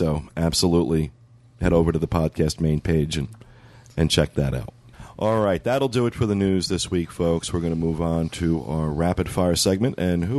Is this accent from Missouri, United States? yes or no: no; New Jersey, United States; moved away; I'm from New Jersey.